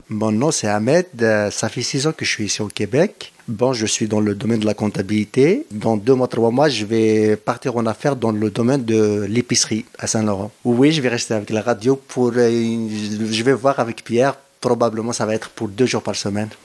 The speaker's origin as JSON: {"language": "French", "region": "Kabylie", "country": "Algeria", "moved": "yes", "said": "je suis algérien"}